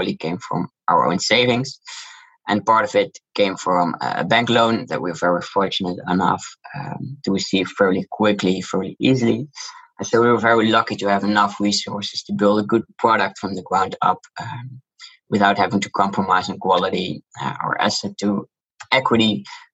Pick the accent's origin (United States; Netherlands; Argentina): Netherlands; accent: Dutch; English is a second language; You can hear from my accent, I'm Dutch. And I also grew up in Holland